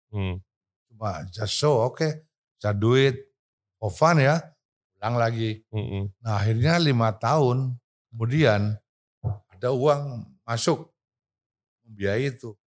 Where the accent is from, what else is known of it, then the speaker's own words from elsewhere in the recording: United States; Indonesian is a second language; Karena saya orang Amerika